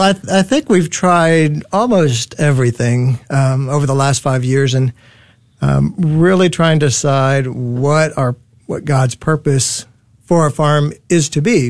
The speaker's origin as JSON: {"language": "English", "town": "Dallas", "region": "Texas", "country": "United States", "tie": "born or raised there", "said": "I was born and raised here in Dallas"}